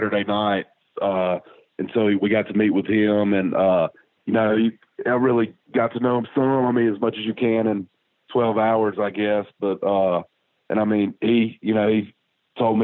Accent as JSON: {"language": "English", "town": "Oxford", "region": "Mississippi", "country": "United States", "tie": "born or raised there", "said": "I grew up in Oxford, grew up going to Ole Miss games for a long time"}